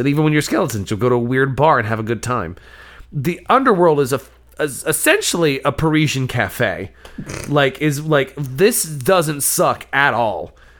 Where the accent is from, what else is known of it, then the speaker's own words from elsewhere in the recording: the South, United States; As a Southerner